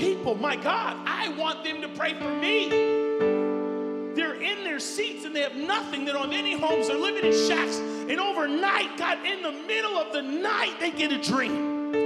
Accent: United States; I come from America

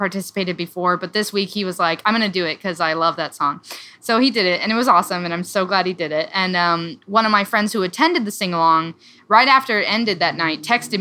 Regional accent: Iowa, United States; moved away; My family lives in Omaha, Nebraska, but I'm from Iowa. We're both from Iowa

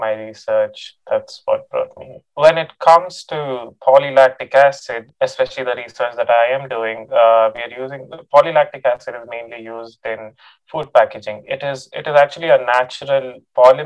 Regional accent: Bangalore, Karnataka, India; moved away as an adult; now in Stillwater, United States; I'm from Bangalore, India.

